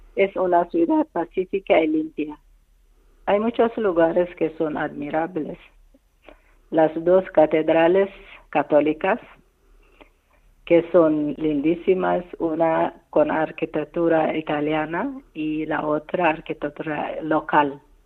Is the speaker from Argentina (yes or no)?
no; Eritrea; Spanish is a second language; moved away; 32 años operado en mi país